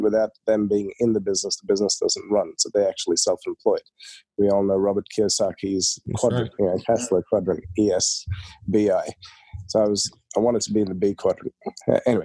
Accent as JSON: {"language": "English", "country": "Australia", "tie": "born or raised there", "also_born_or_lived": "India", "said": "when we were growing up, so we moved to Australia in 1991"}